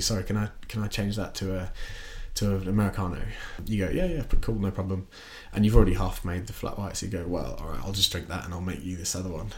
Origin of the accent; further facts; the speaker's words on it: Australia; moved away as an adult; also born or lived in Watford, United Kingdom; now in London, United Kingdom; I grew up in, in Australia and I moved here when I was eighteen.